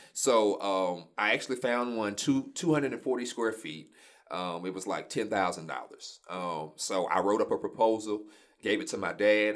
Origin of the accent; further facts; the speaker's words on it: Shreveport, Louisiana, United States; I'm born and raised Shreveport, Louisiana